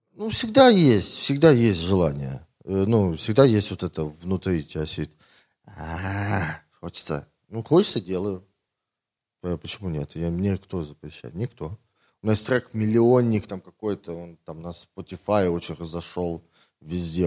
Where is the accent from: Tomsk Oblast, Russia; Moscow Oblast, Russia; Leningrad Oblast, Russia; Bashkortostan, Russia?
Tomsk Oblast, Russia; Tomsk; now in Moscow, Russia; Я из Томска